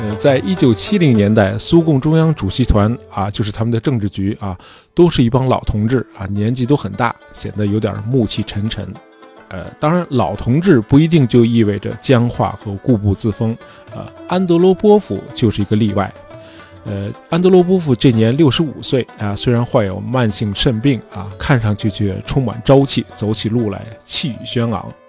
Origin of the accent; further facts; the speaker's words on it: China; 在我们中国人看来